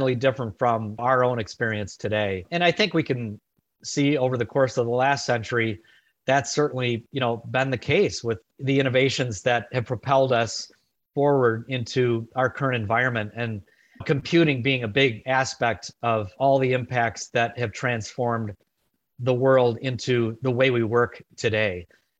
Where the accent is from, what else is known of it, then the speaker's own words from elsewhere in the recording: Chicago, Illinois, United States; my hometown of Chicago